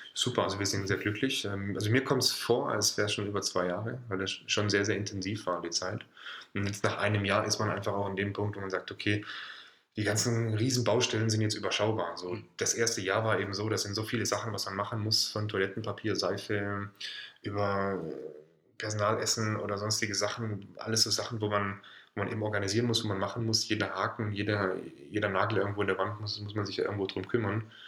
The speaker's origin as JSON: {"language": "German", "country": "Germany", "also_born_or_lived": "Thuringia / Stuttgart / Hamburg", "moved": "yes", "said": "komme eigentlich ursprünglich aus Süddeutschland, vom Bodensee."}